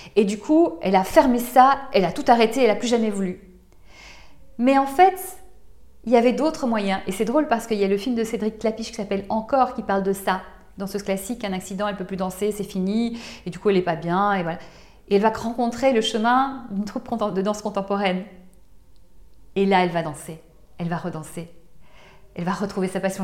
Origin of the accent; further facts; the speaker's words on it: Belgium; now in France; je viens de Belgique, j'ai grandi en Belgique